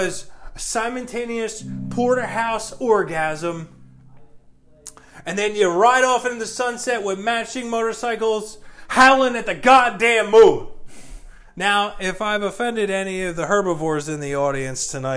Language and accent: English; New Jersey, United States; I grew up in South Jersey